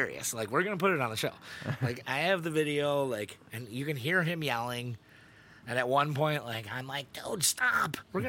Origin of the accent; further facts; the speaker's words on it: Buffalo, New York, United States; well, we're from Buffalo.